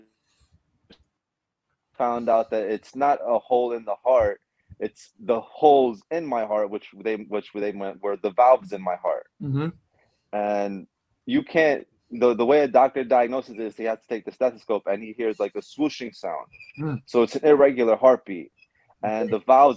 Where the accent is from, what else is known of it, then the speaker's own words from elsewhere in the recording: Puebla, Mexico; moved away; I was born in Mexico in a small town, small state called Puebla